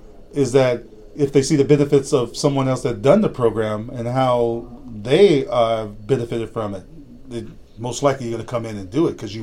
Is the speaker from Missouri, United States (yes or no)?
no; Los Angeles, California, United States; I grew up in Los Angeles.